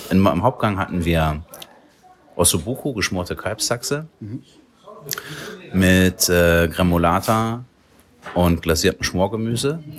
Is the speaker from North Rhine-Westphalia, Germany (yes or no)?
yes; Krefeld, North Rhine-Westphalia, Germany; Genau, ich bin aus Krefeld, habe auf dem alten Schlachthofgelände von Krefeld meine Küche